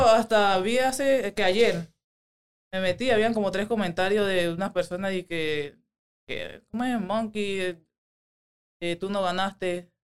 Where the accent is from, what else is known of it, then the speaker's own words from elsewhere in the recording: Panama; moved away as an adult; now in Las Vegas, United States; Soy la única panameña, 100% panameña